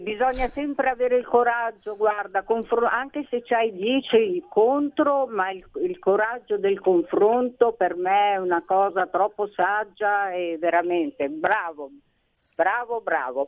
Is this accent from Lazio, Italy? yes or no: no; Trentino-Alto Adige, Italy; also born or lived in Rovereto; Qui a Rovereto, io sono del Trentino Alto Adige